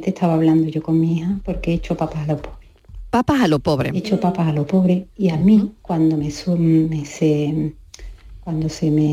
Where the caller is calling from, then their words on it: Córdoba, Andalusia, Spain; de Córdoba.